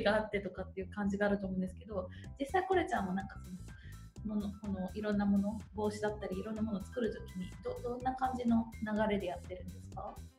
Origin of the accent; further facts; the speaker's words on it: Shizuoka, Japan; 私のふるさとでもあるので